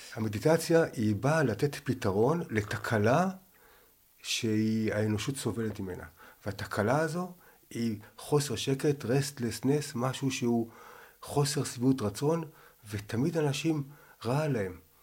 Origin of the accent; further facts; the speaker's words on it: Jerusalem, Jerusalem District, Israel; אני מירושלים, ואני עכשיו בן 60, ואני הבכור, וחזרתי בתשובה בגיל 12, הייתי ביהדות